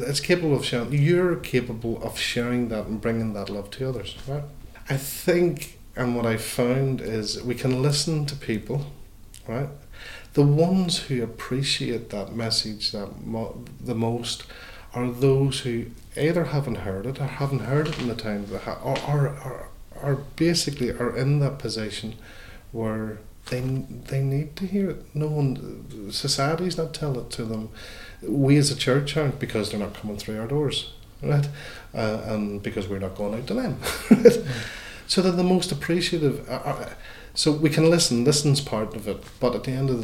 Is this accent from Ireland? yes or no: yes; Ireland; as Irish Catholics